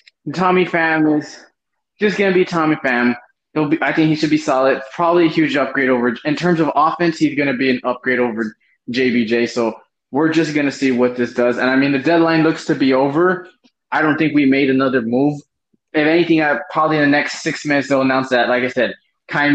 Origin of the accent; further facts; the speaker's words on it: Texas, United States; I'm from Texas